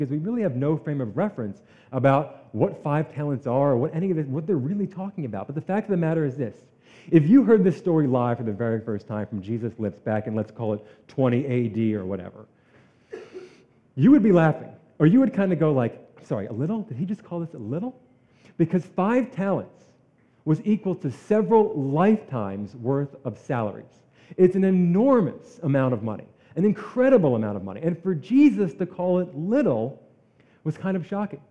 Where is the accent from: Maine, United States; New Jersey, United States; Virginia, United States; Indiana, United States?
New Jersey, United States; I'm from New Jersey